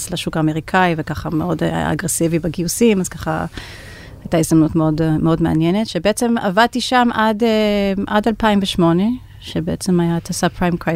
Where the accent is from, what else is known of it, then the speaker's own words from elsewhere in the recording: United States; אני נולדתי וגדלתי בארצות הברית. כל הקריירה שלי נתחלתי שם.